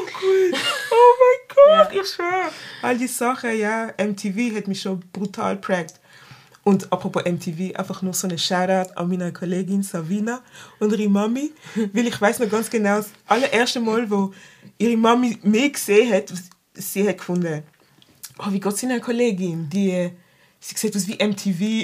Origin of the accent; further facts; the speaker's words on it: Basel, Basel-Stadt, Switzerland; ich bin in der Stadt aufgewachsen, Basel-Stadt